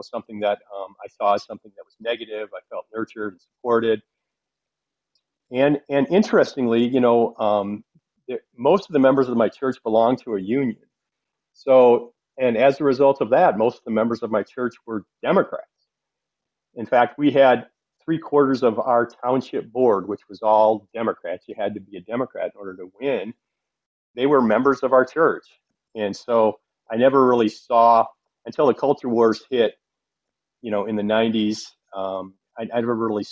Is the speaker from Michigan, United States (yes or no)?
yes; Flint, Michigan, United States; I grew up in Flint, Michigan, in a blue-collar east side of town area